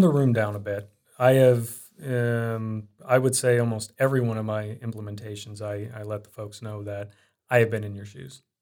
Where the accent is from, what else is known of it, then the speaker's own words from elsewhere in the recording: Iowa and Indiana, United States; moved away as an adult; also born or lived in Des Moines, Iowa / Arizona; growing up, I was in Iowa and Indiana. My teen years, I was in Indiana, and before then, I was in Iowa.